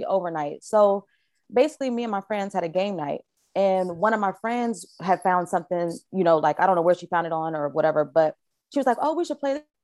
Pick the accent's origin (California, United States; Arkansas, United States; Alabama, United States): California, United States; Vallejo; also born or lived in Richmond, California; I'm from Vallejo. From the V.